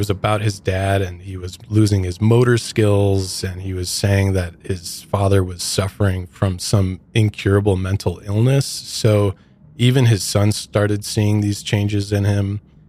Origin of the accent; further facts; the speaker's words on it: Midwest, United States; which I come from the Midwest, and I've never heard of Bronson before.